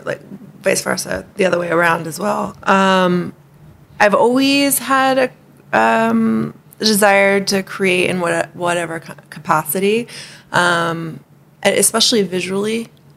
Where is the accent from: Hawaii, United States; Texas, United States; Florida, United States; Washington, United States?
Hawaii, United States; And growing up in Hawaii wasn't necessarily easy because there's a lot of being a haole and all that stuff.